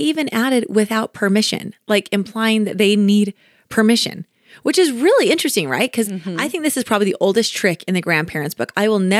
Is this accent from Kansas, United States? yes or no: yes; Kansas, United States; Like we are hardworking people. Just like you're, you know, growing up in Kansas, you kind of just learn to be a hard worker.